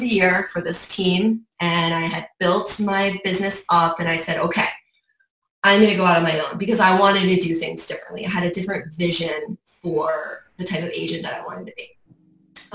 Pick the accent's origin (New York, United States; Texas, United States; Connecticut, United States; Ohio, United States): New York, United States; Saratoga Springs; moved away as an adult; also born or lived in Miami; I have been born and raised in Saratoga Springs. Grew up there, was born in Saratoga Hospital, went to Saratoga High